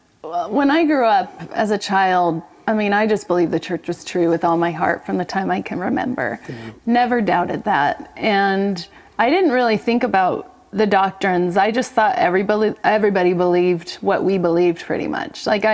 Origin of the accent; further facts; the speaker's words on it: Salt Lake City, Utah, United States; also born or lived in Honolulu, Hawaii / California; Only 8 months. Oh, my dad was doing his residency in the Army. And so we moved several places and then ended up in California between 4 and 8 years old. And then when we were 8, we moved to Salt Lake.